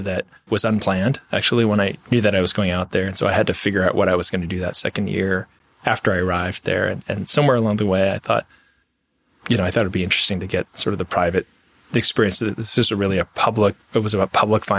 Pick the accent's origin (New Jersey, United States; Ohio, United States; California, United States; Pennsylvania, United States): California, United States; Los Angeles; moved away; he and I were born and raised in Southern California in Los Angeles